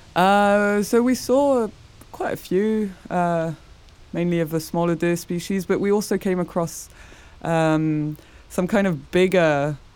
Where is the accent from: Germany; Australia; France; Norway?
France; English is a second language; moved away as an adult; also born or lived in England; now in Uppsala, Sweden; where I grew up in France, it's near the mountains